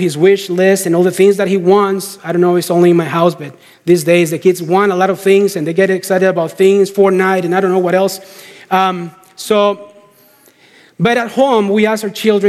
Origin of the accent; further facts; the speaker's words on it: Costa Rica; moved away as an adult; We got back to Costa Rica. We're from Costa Rica.